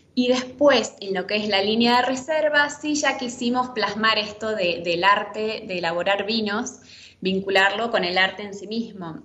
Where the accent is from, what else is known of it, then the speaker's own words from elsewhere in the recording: Argentina; como argentinos tenemos esa impronta